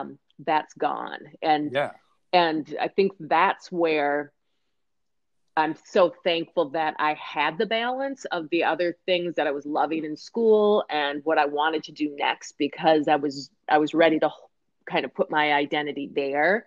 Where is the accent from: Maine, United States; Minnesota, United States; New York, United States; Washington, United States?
Minnesota, United States; Minneapolis; I grew up in Minneapolis, Minnesota, we have a lot of professional teams here